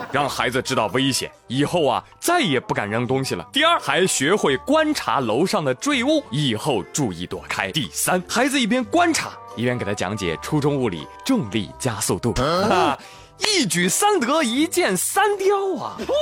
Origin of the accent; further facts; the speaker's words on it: China; 作为一个中国人